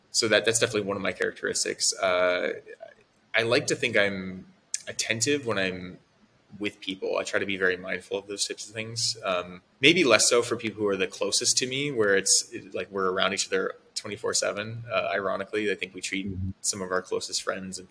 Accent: Oregon, United States; moved away as an adult; also born or lived in San Francisco; I moved from Oregon, where I'm from, in 2010 and moved to San Francisco to join a company.

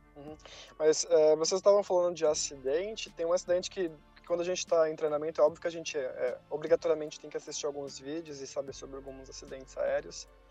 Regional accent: Brazil; moved away as an adult; also born or lived in Brussels, Belgium; eu era brasileiro

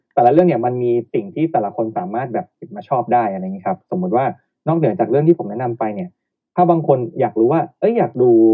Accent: Thailand; เราเป็นแฟนคลับจากไทย

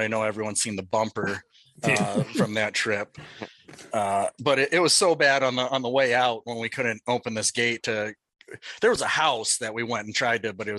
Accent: North Dakota, United States; moved away; I'm originally from North Dakota

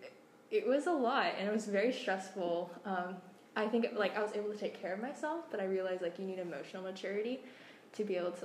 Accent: Houston, Texas, United States; moved away; I'm from Houston, Texas.

